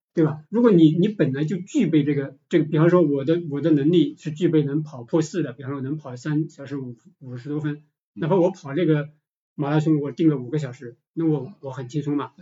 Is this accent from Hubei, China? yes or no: yes; Shiyan, Hubei, China; moved away as an adult; now in Guangzhou, China; 我老家石硖子嘛